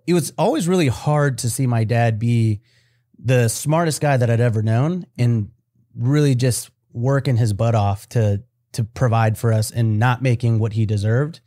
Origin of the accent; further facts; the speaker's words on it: United States; I was born here in America.